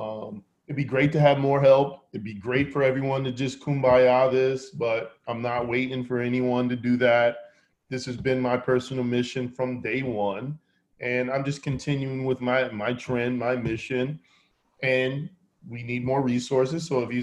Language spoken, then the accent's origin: English; New York City, New York, United States; I'm from Harlem.